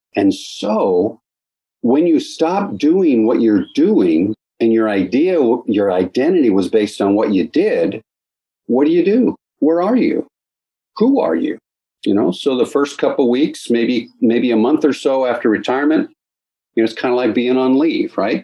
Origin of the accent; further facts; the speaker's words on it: Los Angeles, California, United States; moved away as an adult; now in Moyock, United States; I grew up in the San Fernando Valley and Southern California, in Los Angeles area